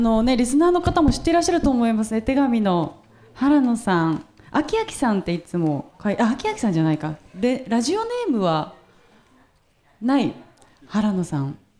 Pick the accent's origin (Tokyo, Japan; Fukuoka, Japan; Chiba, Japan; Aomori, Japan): Tokyo, Japan; Nerima; 私は東京の人間なんですね。東京の練馬区というところまでずっと東京に住んでるんですけど